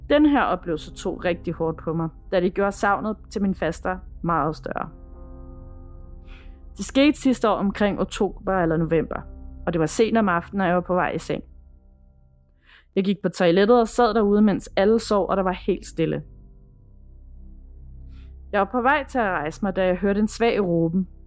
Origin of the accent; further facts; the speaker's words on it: Herlev, Capital Region of Denmark, Denmark; Jeg er fra Herlev, og vi kunne godt lide at være på Herlev Bibliotek, da vi var små.